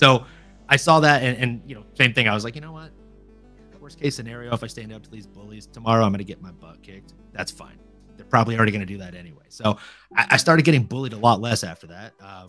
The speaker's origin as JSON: {"language": "English", "region": "Louisiana", "country": "United States", "tie": "born or raised there", "moved": "yes", "said": "I grew up in Louisiana."}